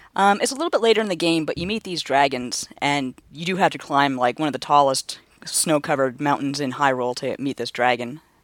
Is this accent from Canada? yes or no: yes; Canada; I'm born and raised in Canada